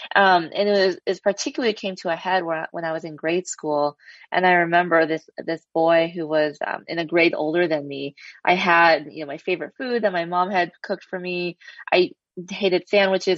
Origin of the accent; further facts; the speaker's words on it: Los Angeles, California, United States; I grew up in Los Angeles, an Asian American